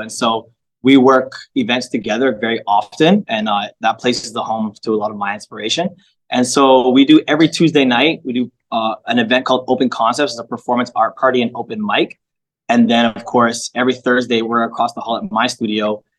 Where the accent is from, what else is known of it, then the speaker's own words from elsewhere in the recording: Toronto, Ontario, Canada; So I grew up in that kind of environment, and Parkdale... Parkdale's an eclectic space.